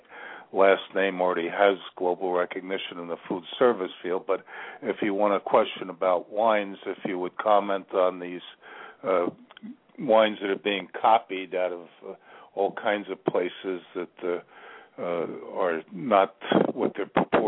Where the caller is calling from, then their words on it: Virginia, United States; I'm calling from Virginia.